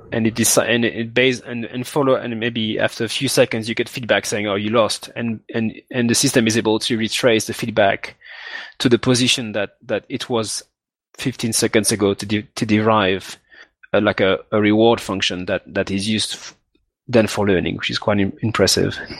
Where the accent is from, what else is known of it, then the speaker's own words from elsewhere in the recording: Martinique; moved away as an adult; also born or lived in Guadeloupe / France / Bristol, United Kingdom; I grew up in Martinique, which is another island where they speak French, which is also in the Caribbean. And I stayed there till, till I was 18.